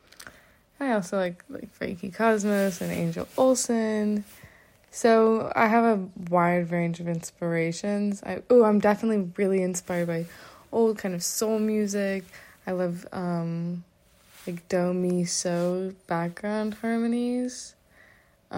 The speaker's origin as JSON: {"language": "English", "town": "Nashville", "region": "Tennessee", "country": "United States", "moved": "as an adult", "lives_now": "Boston, United States", "said": "I am from Nashville, but I'm currently a student in Boston"}